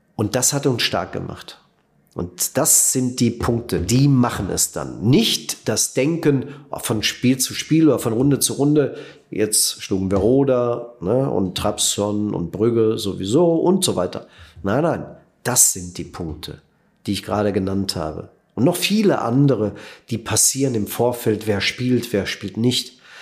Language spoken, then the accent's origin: German; Netherlands; moved away; auch für uns neu als Holländer